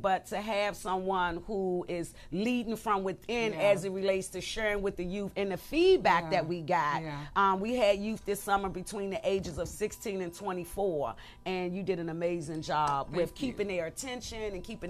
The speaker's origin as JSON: {"language": "English", "town": "Washington", "region": "District of Columbia", "country": "United States", "said": "I am from Southeast"}